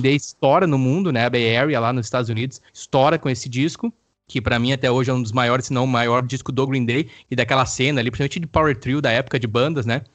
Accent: Campo Bom, Rio Grande do Sul, Brazil; also born or lived in Araricá; eu sou nascido de Campo Bom. Fui e morei em um tempo em uma chácara em Araricá com a minha família, e aí voltamos para Campo Bom

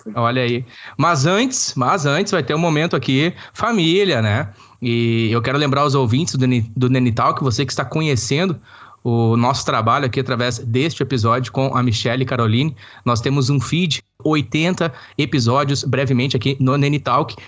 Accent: Campo Bom, Rio Grande do Sul, Brazil; nós somos é, naturais do estado do Rio Grande do Sul, mais precisamente no Vale do Sino, cidade de Campo Bom ali naquela região onde nós desenvolvemos a boa parte da nossa infância e adolescência

